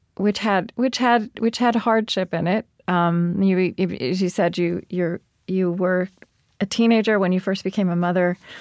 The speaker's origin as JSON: {"language": "English", "town": "Shawnee", "region": "Oklahoma", "country": "United States", "tie": "born or raised there", "moved": "yes", "said": "I grew up in Shawnee"}